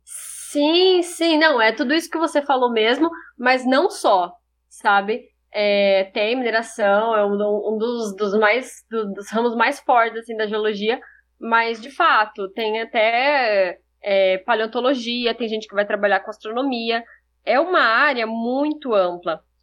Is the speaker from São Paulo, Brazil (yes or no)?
yes; São José do Rio Preto, São Paulo, Brazil; also born or lived in Rio Claro; eu sou de São José do Rio Preto